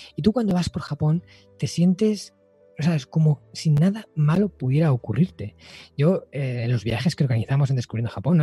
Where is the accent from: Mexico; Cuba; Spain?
Spain; aquí en mi país, ¿no? En España